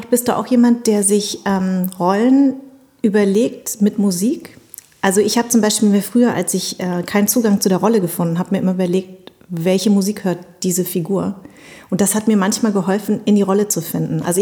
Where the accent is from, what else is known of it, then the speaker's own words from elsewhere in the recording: Munich, Bavaria, Germany; ich bin ja Münchnerin